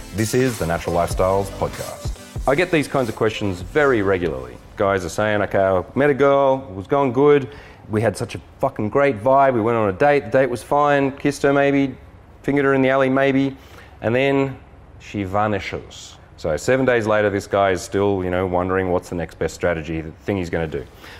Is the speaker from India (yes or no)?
no; Australia; now in San Diego, United States; I'm an Aussie too, but I've been living in San Diego.